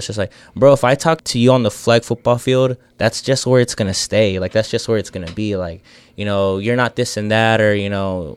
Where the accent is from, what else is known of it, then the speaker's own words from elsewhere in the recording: San Antonio, Texas, United States; we're all from San Antonio